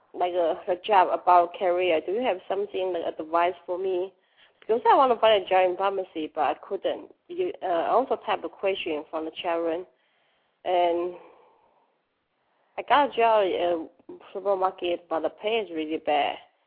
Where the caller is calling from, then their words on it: Dallas, Texas, United States; I'm calling from Dallas, Texas.